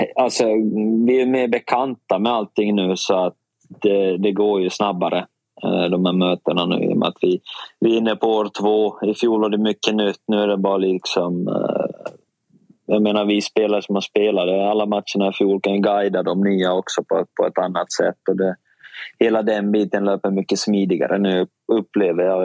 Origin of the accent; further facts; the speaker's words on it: Finland; now in Sweden; jag är finsk och lite rakare